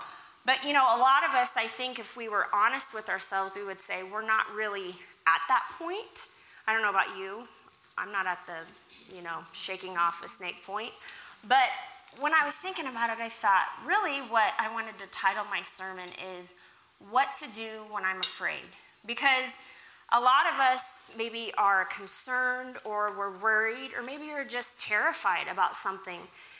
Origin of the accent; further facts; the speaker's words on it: Kentucky, United States; born there; also born or lived in Oklahoma / Africa; I was born in Kentucky. We moved to Oklahoma, and then my family went to Africa to be missionaries.